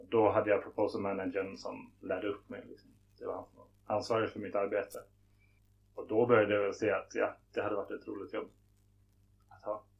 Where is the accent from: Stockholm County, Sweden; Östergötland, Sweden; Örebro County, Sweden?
Stockholm County, Sweden; Stockholm; moved away as an adult; also born or lived in Lund / Malmö / Beijing; Jag är född i Stockholm men så fort jag kunde flyttade jag ner till Lund och började plugga på LTH